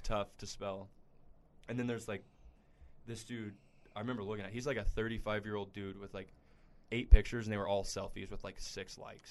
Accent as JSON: {"language": "English", "town": "Midland", "region": "Texas", "country": "United States", "said": "I'm from Midland and we have the Double A affiliate for the A's"}